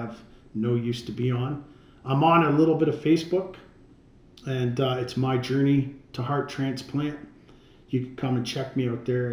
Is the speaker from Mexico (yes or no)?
no; Canada; We're from Canada